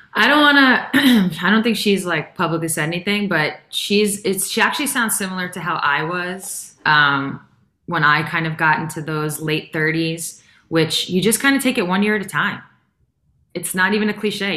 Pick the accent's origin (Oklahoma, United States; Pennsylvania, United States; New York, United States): New York, United States; I'm from New York